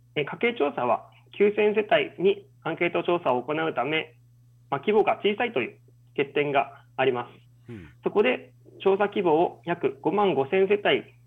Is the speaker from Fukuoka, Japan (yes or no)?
no; Kitanakagusuku Village, Okinawa, Japan; moved away as an adult; also born or lived in Tokyo, Japan / Kyushu, Japan; 私は北長城村の出 身で、大学卒業まで沖縄におりました